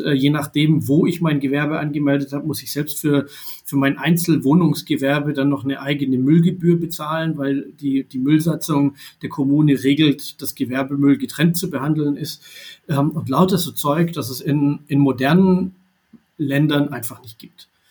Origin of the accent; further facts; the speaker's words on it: Baden-Württemberg, Germany; Ich bin äh, Jahrgang 82 in Baden-Württemberg geboren und aufgewachsen